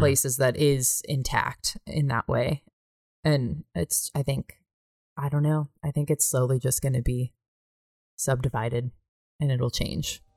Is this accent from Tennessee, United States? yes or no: no; California, United States; now in Bozeman, United States; I'm from California